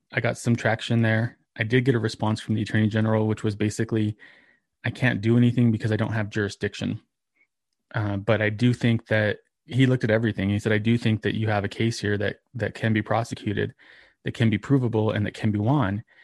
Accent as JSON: {"language": "English", "region": "New Mexico", "country": "United States", "tie": "born or raised there", "also_born_or_lived": "Texas", "said": "grew up here in New Mexico"}